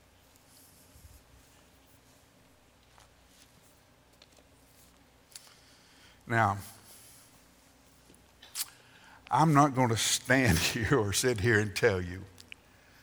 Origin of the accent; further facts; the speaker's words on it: Alabama, United States; when I was growing up in Alabama